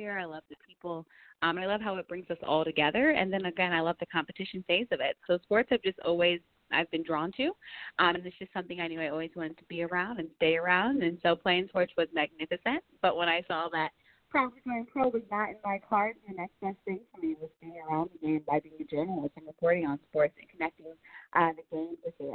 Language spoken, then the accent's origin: English; Montgomery County, Maryland, United States; I am born and raised in the DMV area, so I'm from Montgomery County, Maryland.